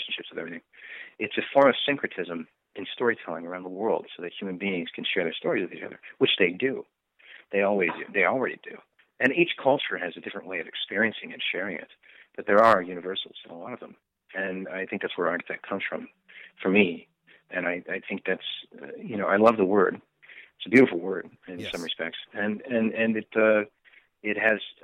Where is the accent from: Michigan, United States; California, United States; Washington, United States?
Washington, United States; Bellevue; moved away; also born or lived in Issaquah / Redmond; I'm from the Northwest. I'm from the Seattle area. I grew up in Bellevue, Issaquah, and Redmond area, primarily